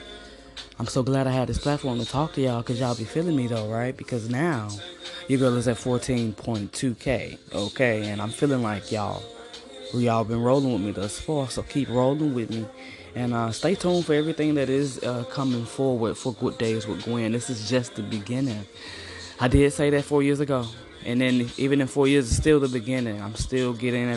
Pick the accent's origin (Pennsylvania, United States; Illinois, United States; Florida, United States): Illinois, United States; East St. Louis; I'm from East St. Louis, originally just East St. Louis, okay? Might have been born across the river, but I'm East St. to the fullest